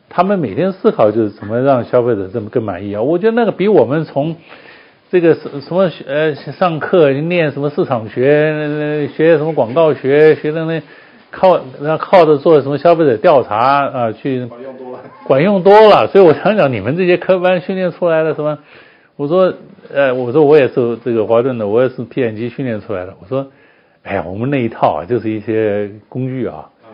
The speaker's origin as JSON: {"language": "Chinese", "country": "Taiwan", "tie": "born or raised there", "also_born_or_lived": "United States / Europe / Japan / Hong Kong", "moved": "as an adult", "said": "去台湾了， 我在那边出生长大"}